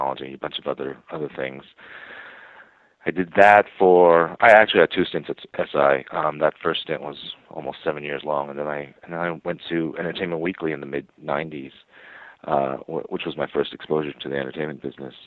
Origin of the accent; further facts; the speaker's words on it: New York City / suburban New Jersey, United States; I was born and raised in New York City and then moved to suburban New Jersey for middle and high school